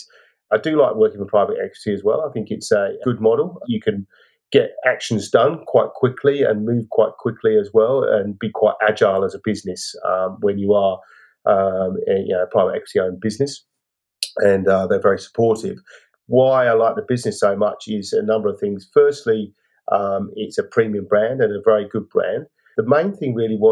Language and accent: English; England, United Kingdom; moved away as an adult; now in Australia; I'm English